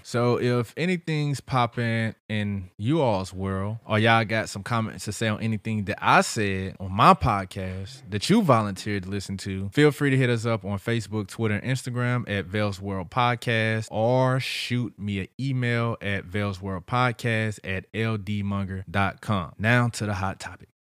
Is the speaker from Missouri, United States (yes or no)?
yes; St. Louis, Missouri, United States; I'm from St. Louis